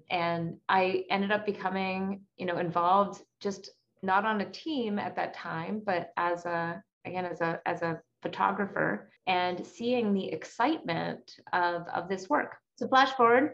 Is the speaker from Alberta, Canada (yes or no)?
yes; Calgary, Alberta, Canada; now in Stanford, United States; my hometown of Calgary, Alberta.